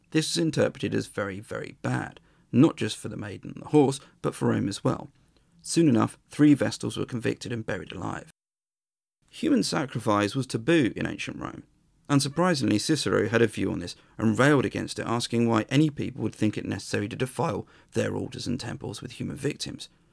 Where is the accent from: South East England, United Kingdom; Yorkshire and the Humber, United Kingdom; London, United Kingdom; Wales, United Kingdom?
South East England, United Kingdom; Worthing; my hometown of Worthing